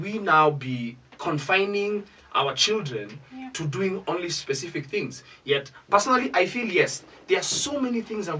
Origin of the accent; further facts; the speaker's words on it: Isiolo, Isiolo County, Kenya; whenever I grew up in Isiolo, we were limited to exposure.